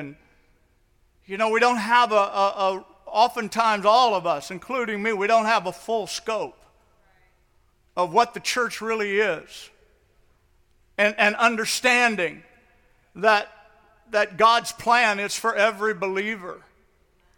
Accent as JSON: {"language": "English", "town": "St. Louis", "region": "Missouri", "country": "United States", "tie": "born or raised there", "also_born_or_lived": "the Northwest", "moved": "as an adult", "said": "I grew up in St. Louis, and I was out in the Northwest."}